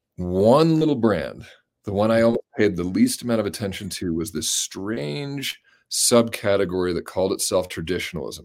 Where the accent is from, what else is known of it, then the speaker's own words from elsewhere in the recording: Colorado, United States; I grew up in Colorado